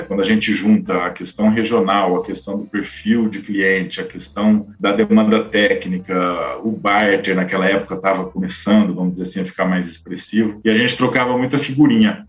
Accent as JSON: {"language": "Portuguese", "town": "Bebedouro", "region": "São Paulo", "country": "Brazil", "also_born_or_lived": "Piracicaba", "moved": "as an adult", "said": "sou do interior de São Paulo, de Bebedouro"}